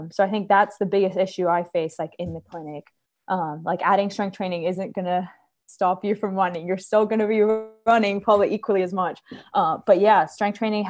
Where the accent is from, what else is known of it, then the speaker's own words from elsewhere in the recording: Cyprus; moved away as an adult; also born or lived in Charleston, South Carolina / North Carolina; now in Columbia, United States; I'm originally from Cyprus, the island Cyprus, not Cyprus, California, in the Mediterranean.